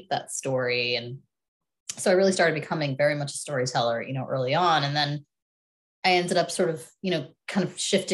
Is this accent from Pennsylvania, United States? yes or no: yes; Philadelphia, Pennsylvania, United States; I'm from Philadelphia. My parents are immigrants from India